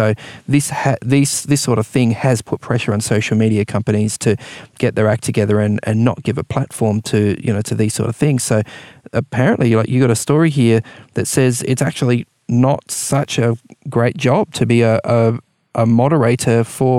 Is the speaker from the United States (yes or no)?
no; New Zealand; now in Australia; I spent some years growing up in New Zealand.